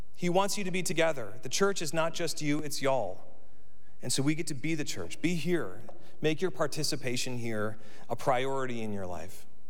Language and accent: English; United States